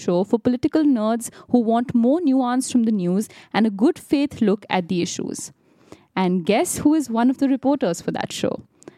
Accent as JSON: {"language": "English", "country": "India", "tie": "born or raised there", "moved": "yes", "said": "I think from growing up in India"}